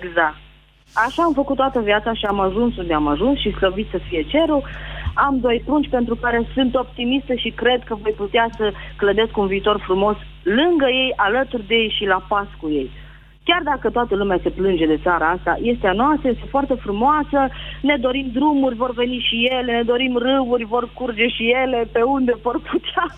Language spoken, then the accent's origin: Romanian; Timișoara, Timiș County, Romania; De la Timișoara